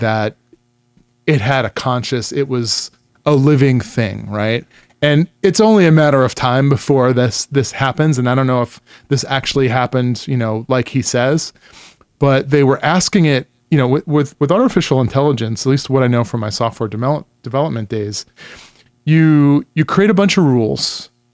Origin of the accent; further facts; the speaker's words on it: New York, United States; I grew up in New York